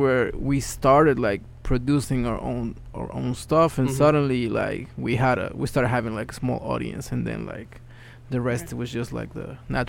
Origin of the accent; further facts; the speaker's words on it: Mexico City, Mexico; English is a second language; moved away as an adult; now in Bronx, United States; I was born in Mexico City. I live currently in the Bronx.